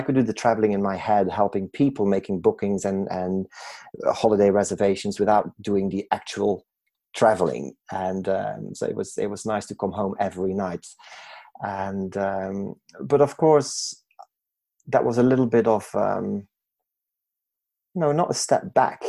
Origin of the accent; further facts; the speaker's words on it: Belgium; moved away as an adult; I was born and raised in Belgium